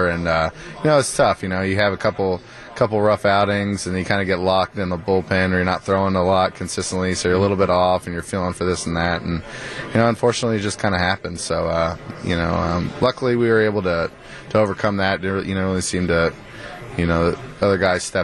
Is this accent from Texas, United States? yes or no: yes; Houston, Texas, United States; I'm from Houston